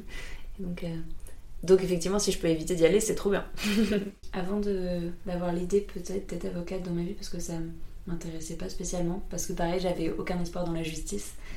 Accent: France; on a tellement de privilèges en tant que Français

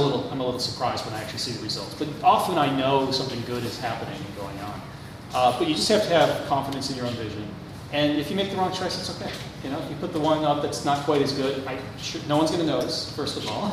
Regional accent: Minneapolis, Minnesota, United States; Minneapolis, my hometown

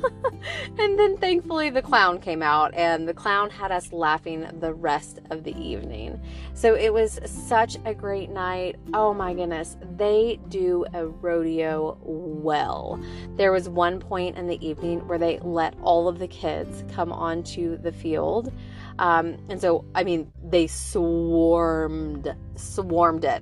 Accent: Nashville, Tennessee, United States; We're from Nashville.

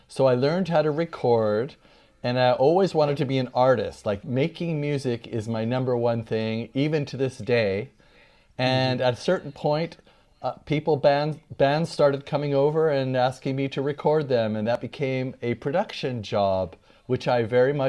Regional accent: New York City, New York, United States; I was born in New York and all my family members are from Brooklyn and the Bronx.

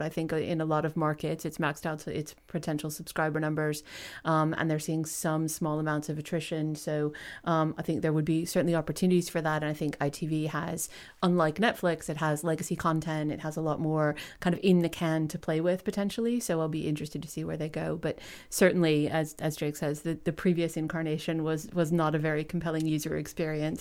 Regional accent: United States; moved away as an adult; now in United Kingdom; as an American

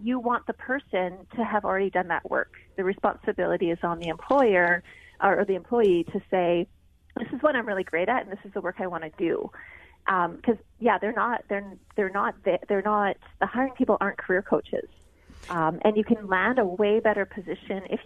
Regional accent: Canada; I'm Canadian

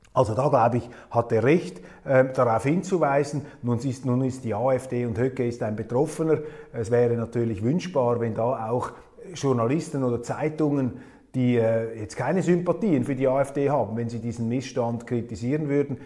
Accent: Switzerland; als Schweizer

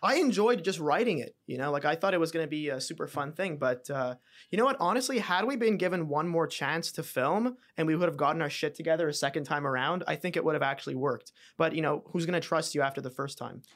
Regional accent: Montreal, Quebec, Canada; I was Canadian

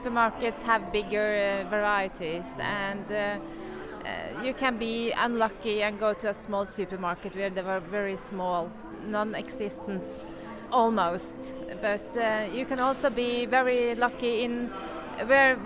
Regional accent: Norway; I'm from Norway.

